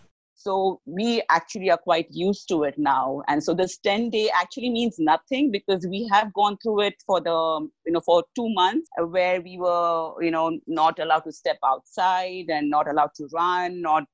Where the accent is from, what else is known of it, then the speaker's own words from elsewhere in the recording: India; I'm from India